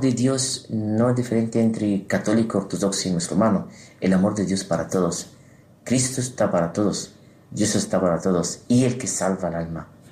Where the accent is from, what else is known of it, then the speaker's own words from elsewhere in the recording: Egypt; Spanish is a second language; moved away; also born or lived in Terrassa, Spain; en Egipto, en mi tierra